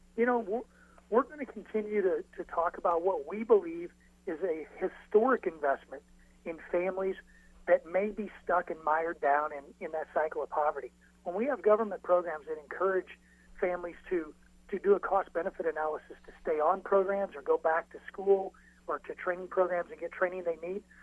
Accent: Illinois, United States; my home state of Illinois

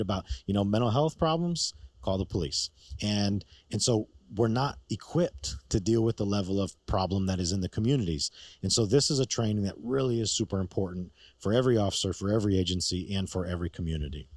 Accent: New York, United States; moved away; I'm from New York originally.

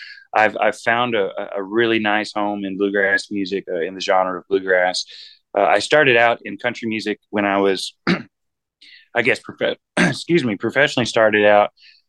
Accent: Boaz, Alabama, United States; now in Nashville, United States; And we're from Alabama, so it's a little town called Boaz, Alabama. But we're kind of like gypsies. We've been all over the country and I've got my roots now in Nashville, Tennessee

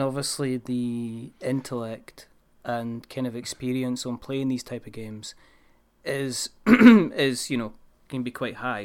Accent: Scotland, United Kingdom; I'm Scottish

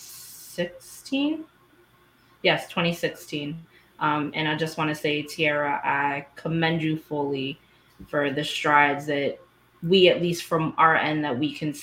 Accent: New Jersey, United States; also born or lived in Southwest Florida; now in Florida, United States; I live here in Florida, Southwest Florida to be exact. Originally from Jersey

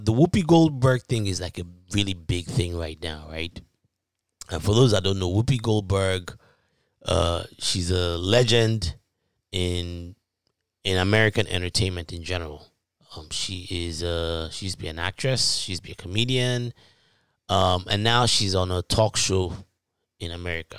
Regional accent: Ibadan, Oyo, Nigeria; moved away; back in high school in Nigeria. For those that don't know, if you can't tell from my accent, I'm from Nigeria. Town called Ibadan

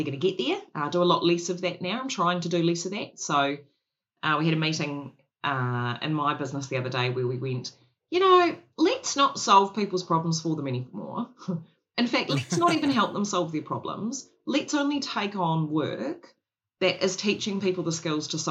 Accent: Christchurch, Canterbury, New Zealand; I grew up in Christchurch.

